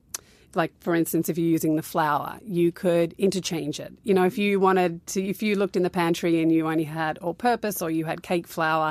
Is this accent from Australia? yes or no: yes; Australia; I kind of grew up all around Australia. I was born in Newcastle, which is like 2 hours north of Sydney. Okay. And then we moved to Canberra. And then we went to the West Coast for 4 years. Yeah. And then back to Sydney.